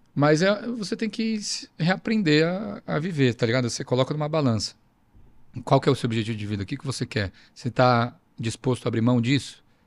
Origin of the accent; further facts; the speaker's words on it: Brazil; now in Australia; Sou brasileiro